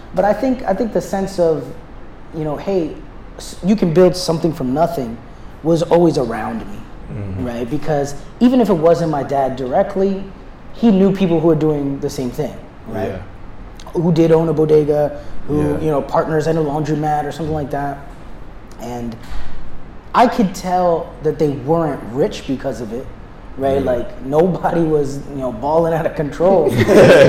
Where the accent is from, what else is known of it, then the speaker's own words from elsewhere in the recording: New York City, New York, United States; also born or lived in suburbs (unnamed); We moved into the inner city when I was about 10. And so the inner city is here in the Bronx